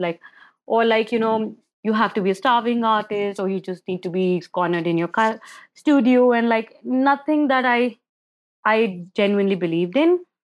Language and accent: English; Agra, Uttar Pradesh, India; I'm born and brought up in India, And I, I was born in Agra, which is the city of Taj, Taj Mahal.